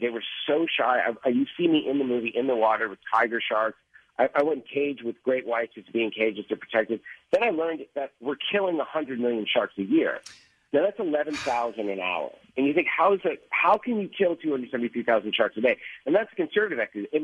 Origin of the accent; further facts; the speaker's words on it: Boston, Massachusetts, United States; I grew up in Boston, and I was obviously the Jaws generation